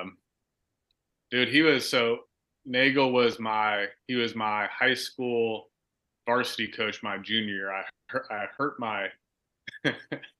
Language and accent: English; Vacaville, California, United States; also born or lived in Bay Area, California; I moved to Vacaville from the Bay Area